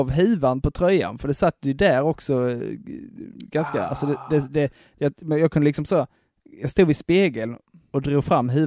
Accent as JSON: {"language": "Swedish", "country": "Sweden", "said": "Jag är, jag är svensk, jag är säkert."}